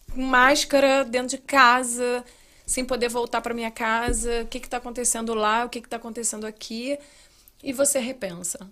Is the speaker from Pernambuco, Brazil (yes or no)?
no; Rio de Janeiro, Brazil; moved away as an adult; also born or lived in Plantation, Florida; now in United States; Eu sou carioca, eu preciso ver praia